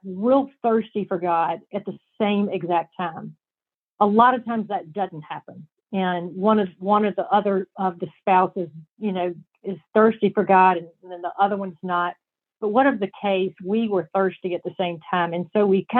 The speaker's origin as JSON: {"language": "English", "region": "the South", "country": "United States", "said": "I'm from the South"}